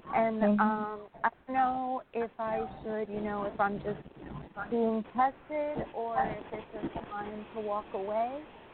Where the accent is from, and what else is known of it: New York, United States